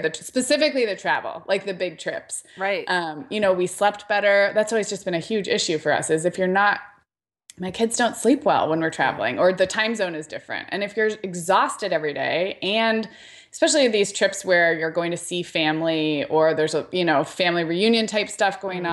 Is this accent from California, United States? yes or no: yes; Santa Barbara, California, United States; moved away; Santa Barbara, which is my hometown